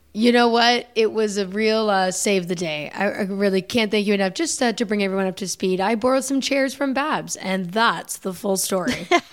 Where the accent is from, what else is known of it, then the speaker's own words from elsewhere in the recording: United States; I'm American